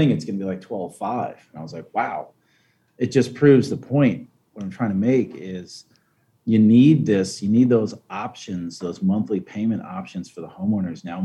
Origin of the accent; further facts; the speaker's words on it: Long Island, New York, United States; moved away; I'm from Long Island originally